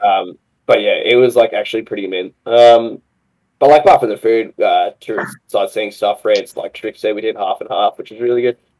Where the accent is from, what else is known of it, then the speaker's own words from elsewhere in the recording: Australia; accent: Aussie; my Aussie accent